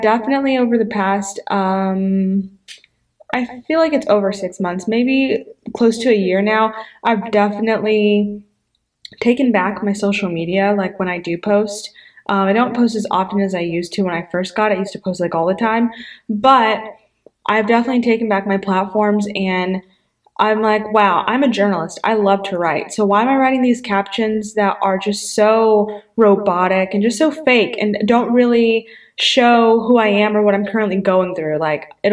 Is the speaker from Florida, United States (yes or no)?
yes; Pensacola, Florida, United States; A lot of churches in my hometown do this. It's called Pray for Pensacola